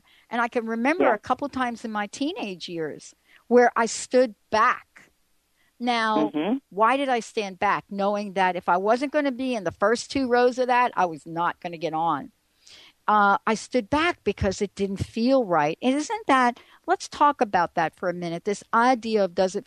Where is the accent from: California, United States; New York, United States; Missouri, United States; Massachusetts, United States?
New York, United States; I grew up in New York